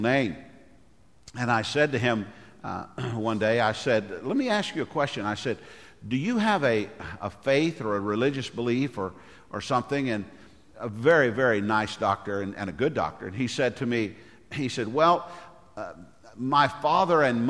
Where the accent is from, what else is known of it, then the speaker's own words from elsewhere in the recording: United States; As American Christians